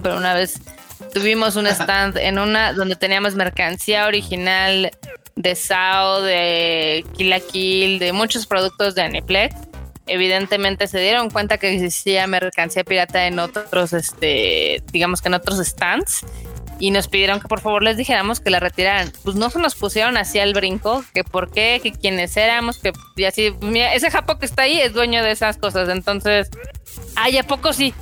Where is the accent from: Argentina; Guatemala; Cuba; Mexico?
Mexico; nosotros como mexicanos